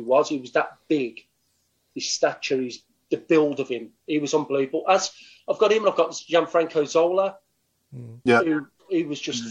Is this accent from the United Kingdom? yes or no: yes; Birmingham, West Midlands, United Kingdom; I was coming from Stechford at the time